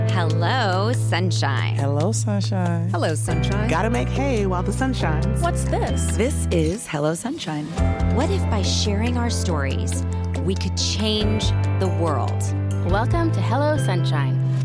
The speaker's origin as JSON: {"language": "English", "country": "Ireland", "tie": "born or raised there", "said": "growing up in Ireland"}